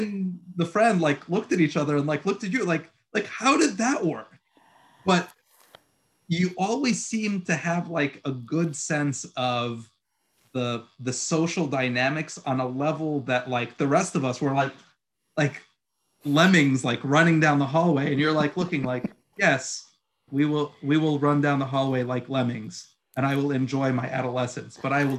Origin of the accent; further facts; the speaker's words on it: Egypt; born there; also born or lived in Puerto Rico / Queens / Long Island; like I was born in Egypt and I lived in Puerto Rico and like I lived in Queens and then I moved to Long Island